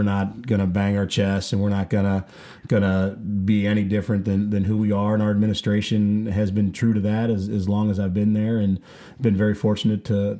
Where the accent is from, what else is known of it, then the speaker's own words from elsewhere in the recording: Affton, Missouri, United States; So I'm a South County guy. Okay. I grew up in Afton. Went to Vianney.